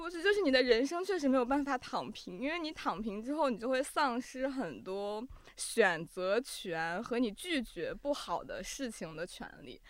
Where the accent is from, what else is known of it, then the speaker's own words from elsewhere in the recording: Ningxia, China; moved away; 因为我们家就是宁夏那边